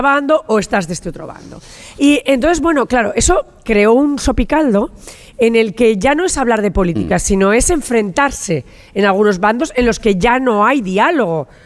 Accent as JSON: {"language": "Spanish", "region": "La Rioja", "country": "Spain", "tie": "born or raised there", "said": "soy riojana y como riojana, en esta Santa Rioja eh, eh, me he pasado toda mi infancia"}